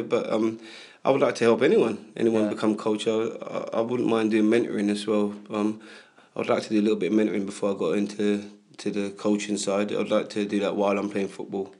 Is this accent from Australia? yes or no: no; London, United Kingdom; I grew up in Hackney